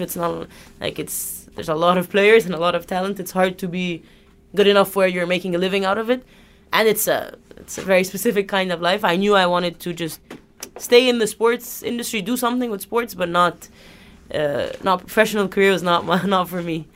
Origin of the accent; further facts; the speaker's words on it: Egypt; moved away as an adult; Egypt, I'm from Egypt